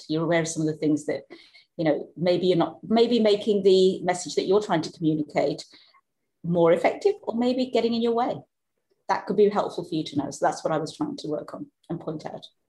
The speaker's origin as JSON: {"language": "English", "area": "Black Country", "region": "West Midlands", "country": "United Kingdom", "tie": "born or raised there", "also_born_or_lived": "Scandinavia", "accent": "Black Country", "moved": "yes", "said": "we're both from the Black country"}